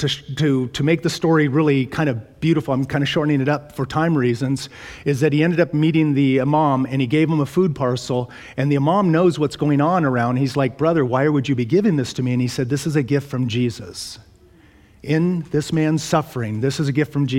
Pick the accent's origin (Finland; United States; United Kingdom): United States; I am an American. That's where God set me